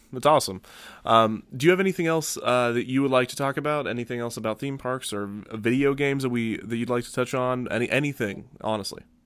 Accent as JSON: {"language": "English", "country": "United States", "said": "we are very American."}